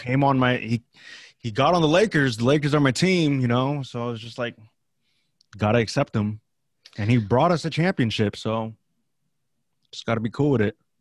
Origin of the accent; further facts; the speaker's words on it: the Bay Area, California, United States; I grew up in the Bay